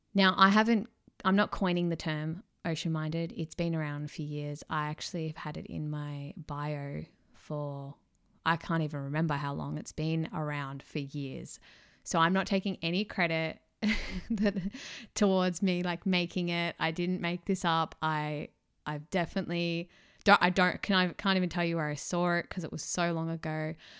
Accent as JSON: {"language": "English", "town": "Melbourne", "region": "Victoria", "country": "Australia", "tie": "born or raised there", "accent": "Aussie", "said": "I was born and raised in Melbourne, Victoria"}